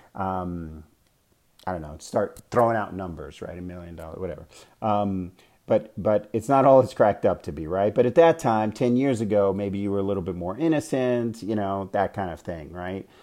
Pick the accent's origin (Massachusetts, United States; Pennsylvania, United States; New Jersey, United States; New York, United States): New York, United States; moved away as an adult; also born or lived in Bay Area, California / Arizona; now in Scottsdale, United States; I was born and raised in New York